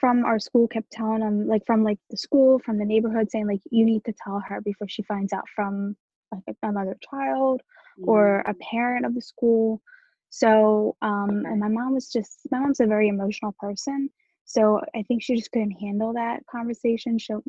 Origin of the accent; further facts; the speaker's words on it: Romania; born there; So I was born in Romania in 1988.